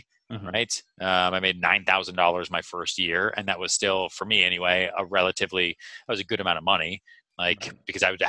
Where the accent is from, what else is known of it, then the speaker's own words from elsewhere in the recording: Boston, Massachusetts, United States; also born or lived in Texas; I was born in Texas in 1984, bounced around a lot growing up, kind of settled down outside Boston, grew up outside Boston